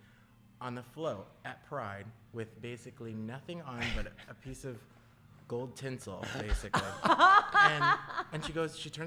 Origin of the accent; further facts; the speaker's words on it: Cleveland, Ohio, United States; now in Columbus, United States; I'm from Cleveland